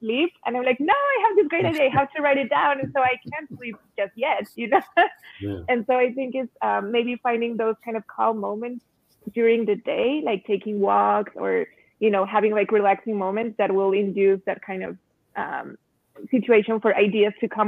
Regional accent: Mexico City, Mexico; also born or lived in Cuernavaca, Mexico; My first years and childhood, I spent in Cuernavaca, the city of eternal springtime, and just being around colors and flowers, and then growing up seeing the murals in Mexico City

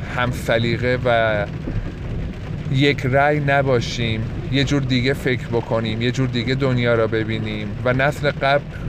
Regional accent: Yazd, Yazd Province, Iran; moved away as an adult; توی همون یزد خودمون باید یه رشته ای را انتخاب بکنم

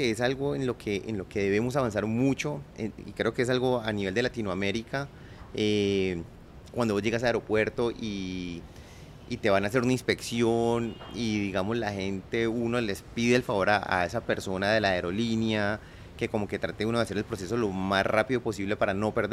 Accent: Colombia; como colombianos tenemos que dejar tantas diferencias

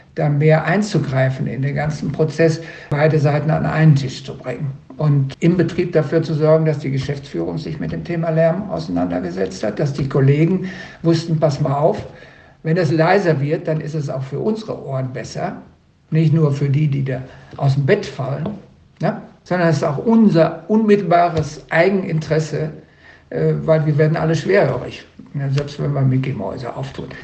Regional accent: Sauerland, North Rhine-Westphalia, Germany; also born or lived in Dortmund; now in Duisburg, Germany; Ich bin eigentlich nicht aus dem Ruhrgebiet, ich bin aus dem Sauerland.

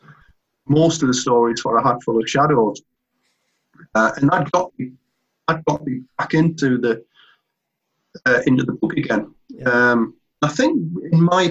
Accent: Northumberland, North East England, United Kingdom; when I was a kid in my hometown in Northumberland

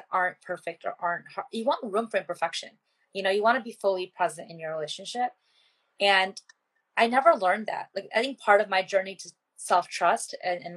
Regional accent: United States; growing up as an Indian American

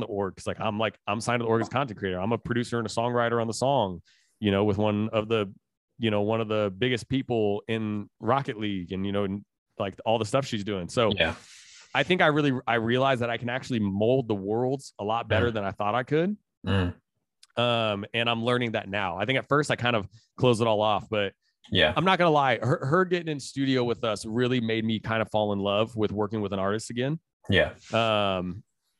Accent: Indiana, United States; I'm from Indiana, I'm straight out of the Midwest.

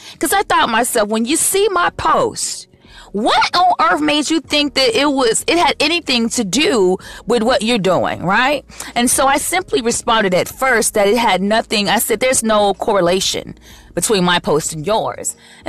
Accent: Chicago, Illinois, United States; moved away; I am originally from the best city in America, Chicago, Chi-Town, the Chi.

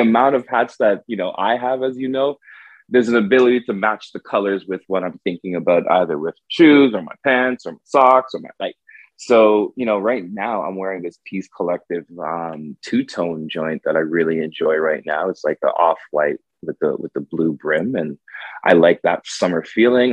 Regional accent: Toronto, Ontario, Canada; also born or lived in Montreal; I was born in Toronto

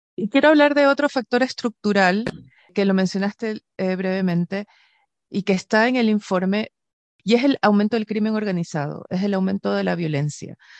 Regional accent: Ecuador; now in Chile; yo vengo de Ecuador originalmente

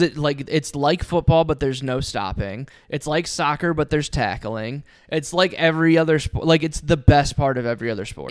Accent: Ohio, United States; I grew up in Ohio.

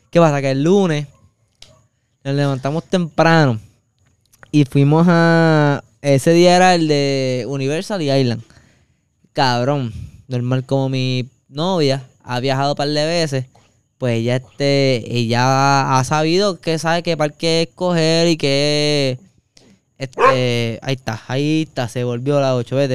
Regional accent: Ponce, Puerto Rico; Y yo de Ponce orgulloso

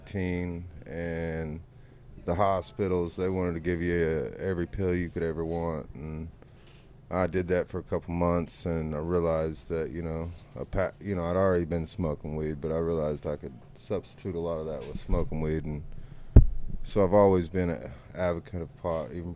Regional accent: Glenpool, Oklahoma, United States; Born and raised Glenpool, still live in the house that I grew up

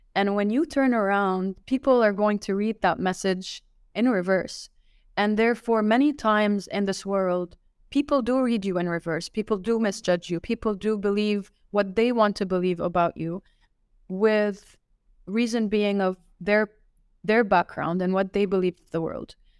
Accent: Laval, Quebec, Canada; also born or lived in Riyadh, Saudi Arabia; now in Dubai, United Arab Emirates; I was, I was raised, uh, raised and born in one, in, uh, Laval

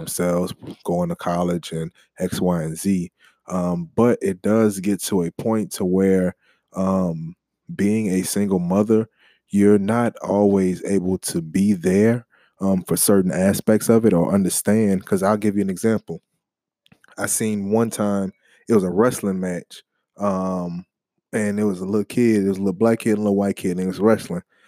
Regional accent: New Orleans, Louisiana, United States; I'm from the Crescent City

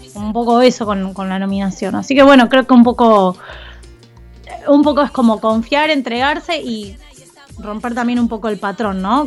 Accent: Argentina; somos así los argentinos

